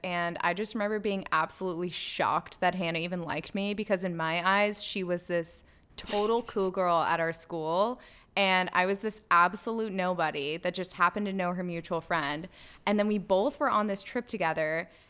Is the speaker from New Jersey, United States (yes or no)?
no; Springs, Texas, United States; bonded over the mutual trauma that was growing up in Springs, Texas.